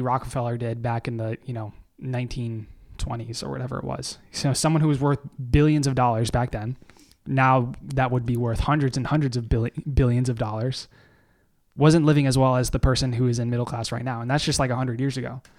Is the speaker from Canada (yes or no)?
yes; Canada; I am a Canadian significant other